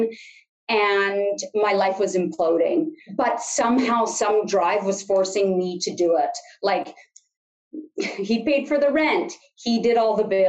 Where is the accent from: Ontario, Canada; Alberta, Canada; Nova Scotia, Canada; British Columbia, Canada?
British Columbia, Canada; Sunshine Coast; now in Kamloops, Canada; if there's anyone watching from the Sunshine Coast, that's where I hail from